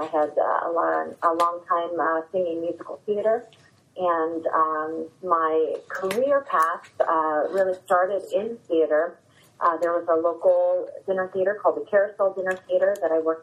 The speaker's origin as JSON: {"language": "English", "town": "Stow", "region": "Ohio", "country": "United States", "tie": "born or raised there", "also_born_or_lived": "Akron, Ohio", "said": "I grew up in Stowe, Ohio."}